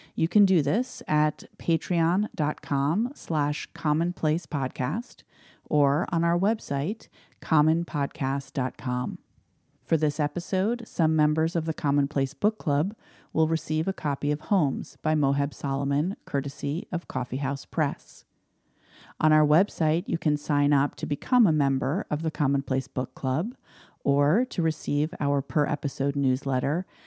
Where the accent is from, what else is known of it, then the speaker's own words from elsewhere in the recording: New York City, New York, United States; moved away as an adult; now in Scarborough, United States; I was born in Manhattan and lived almost all of my life there